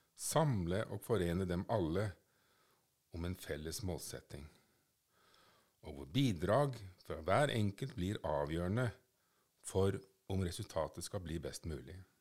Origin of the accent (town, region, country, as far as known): Norway